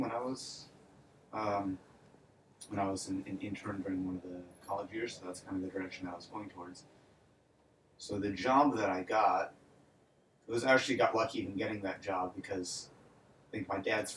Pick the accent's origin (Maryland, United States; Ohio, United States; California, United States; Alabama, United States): Ohio, United States; Cleveland; moved away as an adult; also born or lived in Odessa, Ukraine; now in Las Vegas, United States; moved to the U.S. when I was 5 with the majority of my family. Grew up in the U.S. in Cleveland